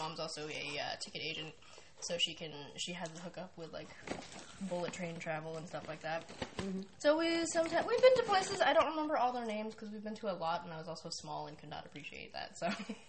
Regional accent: California, United States; I am Japanese-American. So, I'm born and raised in California.

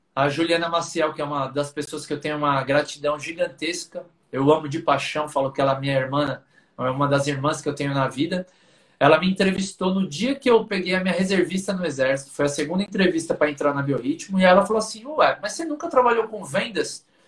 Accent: São Paulo, Brazil; sempre que possível falo da minha do meu orgulho de ser lá de Pirituba, que é um bairro da periferia aqui de São Paulo

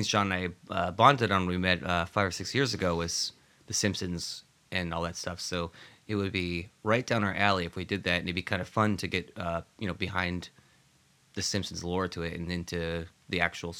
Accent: New England, United States; growing up in New England, where I grew up in a small town in an old farmhouse

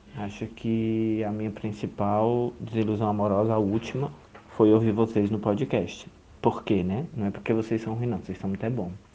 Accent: Juazeiro do Norte, Ceará, Brazil; now in São Paulo, Brazil; eu falo agora atualmente de São Paulo, mas sou de Lumeiro do Norte, no Ceará

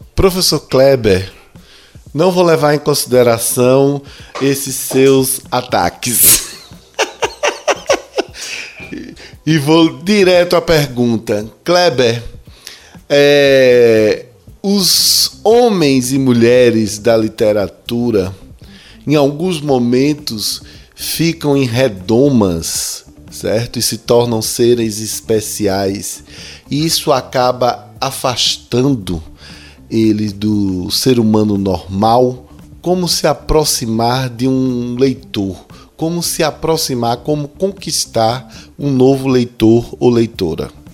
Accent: Brazil; eu sou brasileiro

